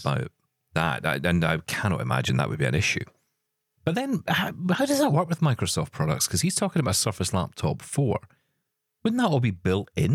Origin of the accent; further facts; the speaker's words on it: Scotland, United Kingdom; I'm Scottish